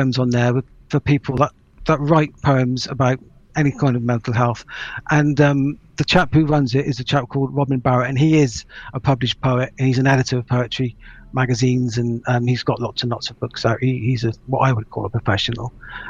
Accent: Ireland; Apologies there, I am Irish.

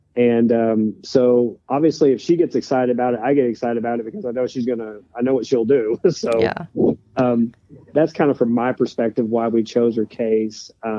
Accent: Pacific Northwest, United States; maybe it's because I grew up in the Northwest.

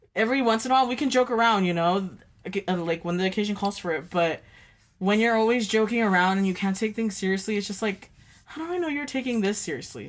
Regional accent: United States; living in Dwarty and growing up in Dwarty, it's a small town

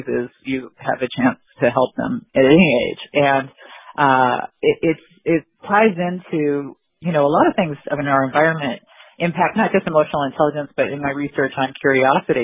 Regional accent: Phoenix, Arizona, United States; I was born in Phoenix, Arizona, and I still live in the same basic area.

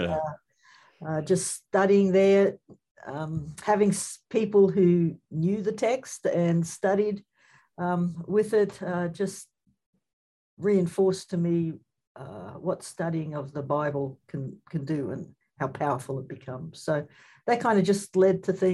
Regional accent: Redcliffe, Queensland, Australia; moved away; I grew up in a place called Redcliffe

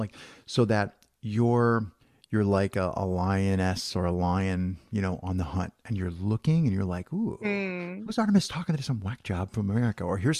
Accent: Southern Italy, Italy; But I'm actually Italian. I'm from Southern Italy originally.

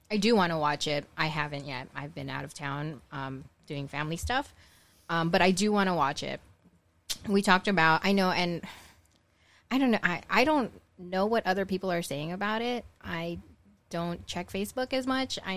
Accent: Philippines; I don't feel obligated to watch it because I'm Filipino.

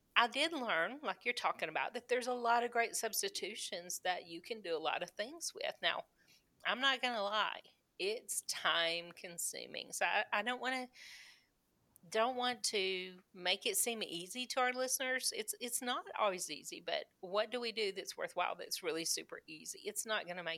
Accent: the South, United States; I grew up in the South.

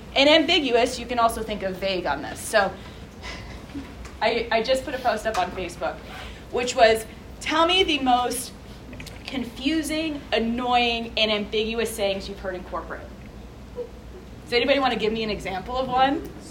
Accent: New Jersey, United States; New Jersey, my home state.

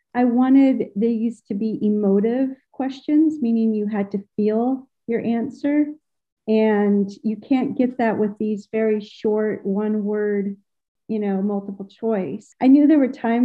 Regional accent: Evergreen, Colorado, United States; now in Norway; I'm originally from Evergreen

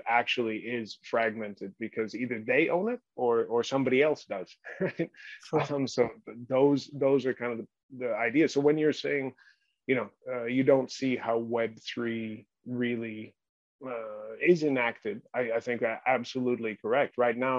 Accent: China; also born or lived in New Guinea / Hong Kong / Australia / United States; I was born in New Guinea and then raised in mainland China, a lot of time in Hong Kong, but also Australia, West and East Coast America and England as well.

